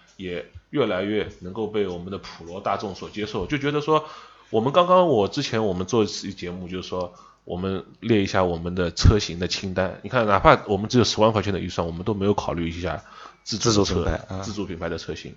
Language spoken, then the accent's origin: Chinese; Shanghai, China; accent: Shanghainese; 我们上海话当老傻根儿